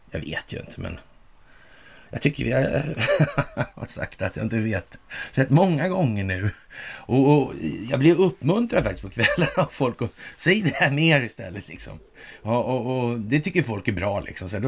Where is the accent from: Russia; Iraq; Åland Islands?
Russia; Jag, jag, känner att jag är släkt med massmördare för jag är ryss.